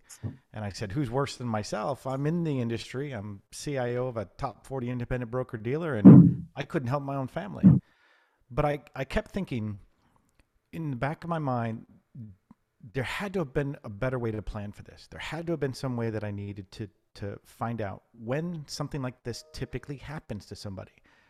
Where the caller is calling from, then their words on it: Dallas, Texas, United States; I'm in Dallas, Texas, home of the Cowboys and the one and only Yankee fan here.